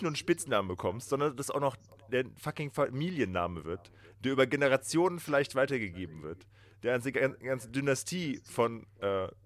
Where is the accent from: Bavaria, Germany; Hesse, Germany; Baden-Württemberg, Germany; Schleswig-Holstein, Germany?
Hesse, Germany; Nee, nee, ich komme ja auch aus Hesse.